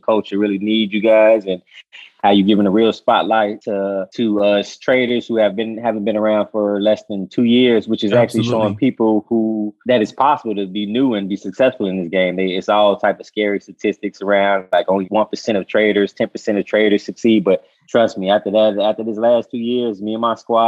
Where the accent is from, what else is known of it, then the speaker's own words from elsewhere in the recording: Chicago, Illinois, United States; I'm from the west side originally. I was born and raised, but I went to school up north in Von Steuben High